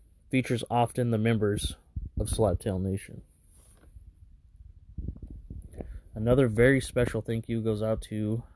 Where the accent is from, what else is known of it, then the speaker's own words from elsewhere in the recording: Fresno, California, United States; Burial 13 is a clothing brand based right here in Fresno, California, my hometown